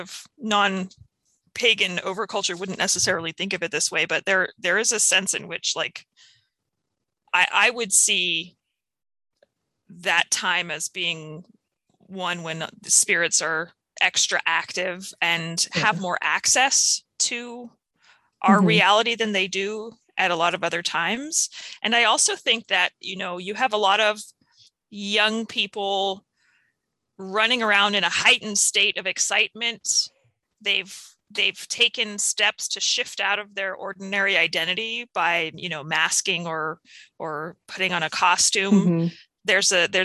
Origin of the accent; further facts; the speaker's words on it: United States; as an American, you know, person who grew up doing Halloween.